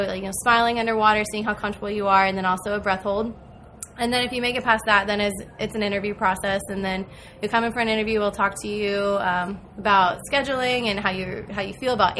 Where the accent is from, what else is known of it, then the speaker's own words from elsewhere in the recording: New Port Richey, Florida, United States; I am from Newport Richey, Florida